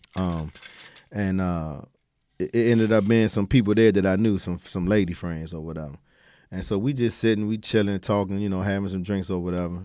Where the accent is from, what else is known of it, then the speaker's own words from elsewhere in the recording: Washington, District of Columbia, United States; I'm a D C native from Southeast